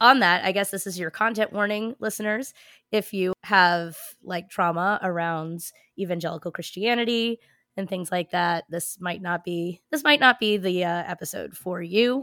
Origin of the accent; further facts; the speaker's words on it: New Jersey, United States; I grew up in New Jersey